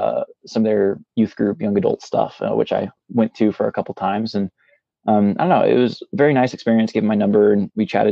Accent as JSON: {"language": "English", "area": "Central Valley", "region": "California", "country": "United States", "tie": "born or raised there", "moved": "yes", "lives_now": "Southern California, United States", "said": "I was born in Central Valley, California, where all the farmlands are"}